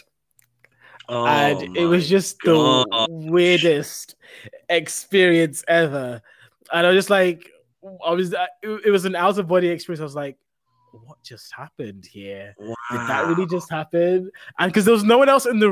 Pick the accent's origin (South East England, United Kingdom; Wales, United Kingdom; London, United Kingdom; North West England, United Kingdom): London, United Kingdom; moved away as an adult; now in Scotland, United Kingdom; I grew up in London and worked in London.